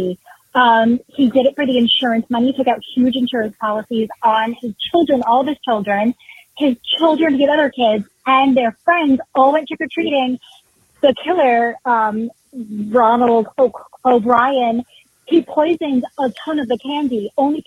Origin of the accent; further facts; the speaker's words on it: Clifton, New Jersey, United States; I am a Clifton, New Jersey native here